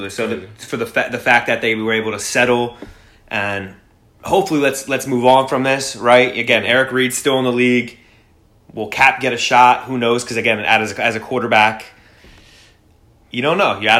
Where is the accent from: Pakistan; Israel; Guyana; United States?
United States; Philadelphia, Pennsylvania; my hometown Philadelphia